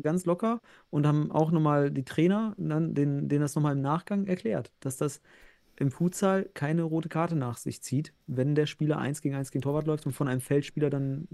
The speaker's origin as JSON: {"language": "German", "region": "North Rhine-Westphalia", "country": "Germany", "said": "ich bin ja Westfale"}